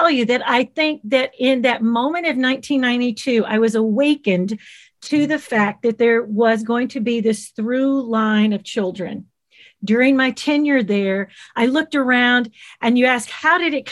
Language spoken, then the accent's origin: English; Covington, Tennessee, United States; also born or lived in Nashville; I grew up in Covington, Tennessee, home of the Charms Blow Pop and birthplace of …